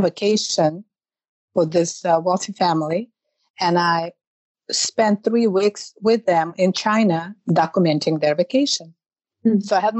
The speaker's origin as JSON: {"language": "English", "country": "Russia", "moved": "as an adult", "lives_now": "New York, United States", "said": "I call myself New Yorkers because I lived there for so long. But I'm originally from Russia"}